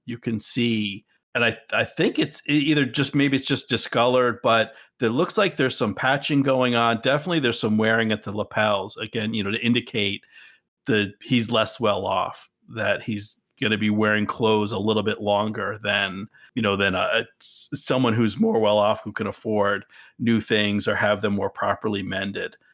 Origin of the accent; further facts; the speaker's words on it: United States; we are American